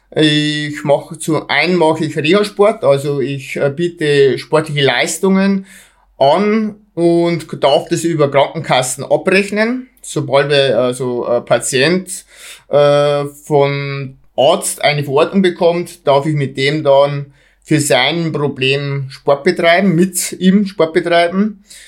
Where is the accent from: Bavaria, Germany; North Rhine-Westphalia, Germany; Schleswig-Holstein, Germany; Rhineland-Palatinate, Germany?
Bavaria, Germany; Bei uns in Bayern